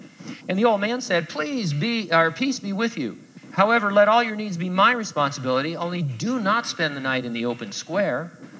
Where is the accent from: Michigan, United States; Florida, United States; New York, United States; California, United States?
California, United States; San Bernardino; I grew up in San Bernardino. I lived there my whole life, and we were going to an event.